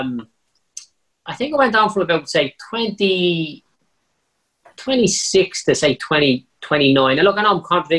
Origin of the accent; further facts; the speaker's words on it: Dublin, Leinster, Ireland; I was a bricklayer from Clondalkin, you know, one of the, you know, definitely top five worst parts of Dublin at the time